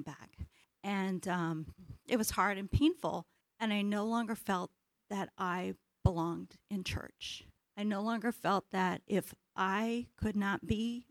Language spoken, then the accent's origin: English; Independence, Missouri, United States; As a little girl, I grew up in Independence, Missouri